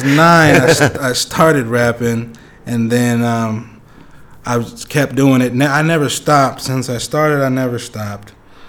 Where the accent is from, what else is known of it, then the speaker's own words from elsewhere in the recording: Topeka, Kansas, United States; Yes, sir. Born and raised. I was raised on Chandler, off of. So it's 21st Chandler.